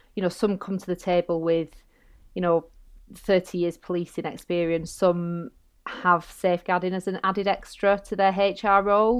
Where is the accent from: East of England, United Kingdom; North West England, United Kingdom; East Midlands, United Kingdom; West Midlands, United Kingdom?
North West England, United Kingdom; Bolton; accent: northern; moved away as an adult; also born or lived in London; you might hear my northern accent, um, I'm from Bolton, and, um, I ended up coming back home